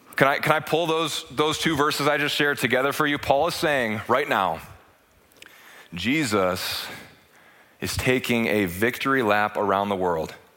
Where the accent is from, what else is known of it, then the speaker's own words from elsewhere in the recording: United States; as an American